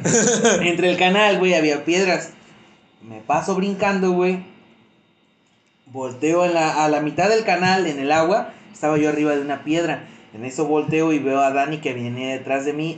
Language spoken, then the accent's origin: Spanish; Mexico; Como buen mexicano